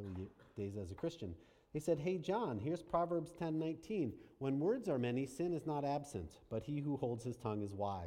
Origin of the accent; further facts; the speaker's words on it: Pittsburgh, Pennsylvania, United States; moved away; I grew up in Pittsburgh, and I went back to Pittsburgh, and I went back to my elementary school